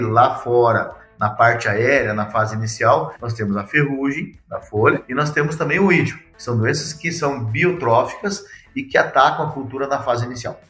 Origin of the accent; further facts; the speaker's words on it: Rio Grande do Sul, Brazil; moved away as an adult; also born or lived in Bahia; now in Guarapuava, Brazil; nasci no Rio Grande do Sul, né? Sou gaúcho